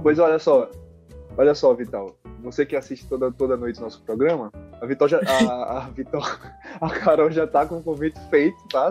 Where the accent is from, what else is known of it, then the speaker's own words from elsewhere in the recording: Maceió, Alagoas, Brazil; não sou da Bahia, né? Eu sou de Maceió.